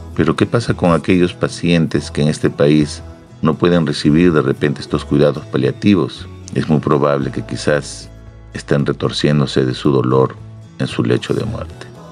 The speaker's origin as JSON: {"language": "Spanish", "country": "Peru"}